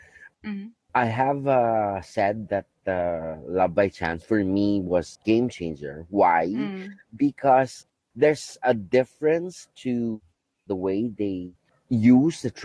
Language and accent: English; Philippines; I'm from the Philippines